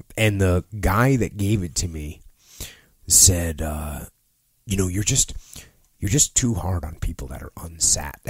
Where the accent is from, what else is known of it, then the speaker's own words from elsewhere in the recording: New England, United States; moved away as an adult; I grew up in New England, not a huge military proponent up there